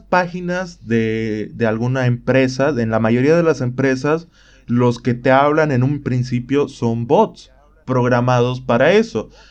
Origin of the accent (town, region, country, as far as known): Bolivia